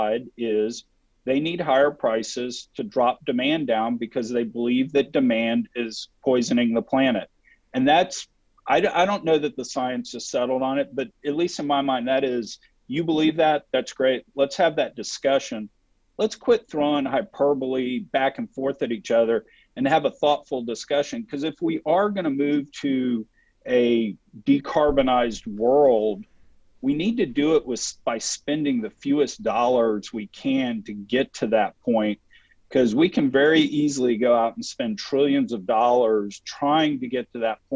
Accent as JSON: {"language": "English", "region": "Texas", "country": "United States", "said": "I'm from Texas"}